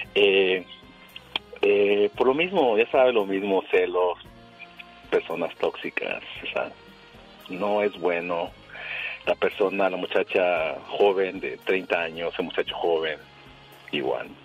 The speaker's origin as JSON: {"language": "Spanish", "region": "Veracruz", "country": "Mexico", "said": "soy de Veracruz y salimos a trabajar fuera"}